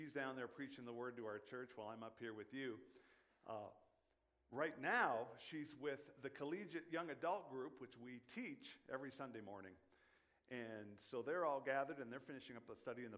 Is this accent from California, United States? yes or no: no; Western Washington, United States; moved away; growing up in Western Washington